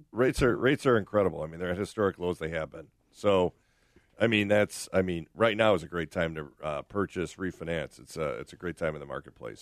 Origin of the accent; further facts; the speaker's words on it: Oak Park, Illinois, United States; I grew up in Oak Park